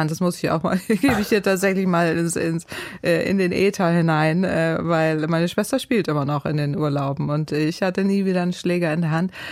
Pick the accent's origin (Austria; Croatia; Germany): Germany; Northern Germany; Ich bin ja Norddeutsche